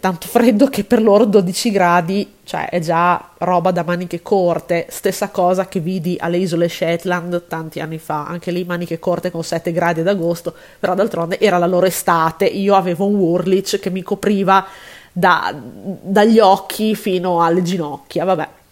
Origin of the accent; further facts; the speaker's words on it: Italy; siamo italiane